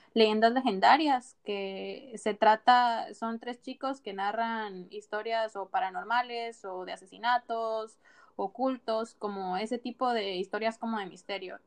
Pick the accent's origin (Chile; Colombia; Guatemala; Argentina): Guatemala; now in Spain; yo soy de Guatemala, mi país es bien pequeño